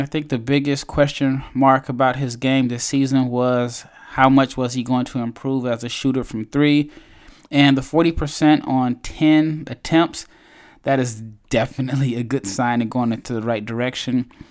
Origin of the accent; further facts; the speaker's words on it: United States; I'm obviously an American